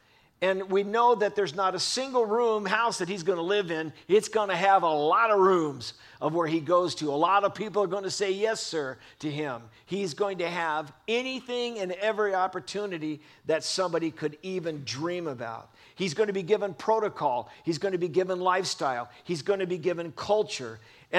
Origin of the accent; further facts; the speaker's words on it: Lancaster, California, United States; now in Simi Valley, United States; I lived in the desert 40 years. Yes, I was raised in Lancaster.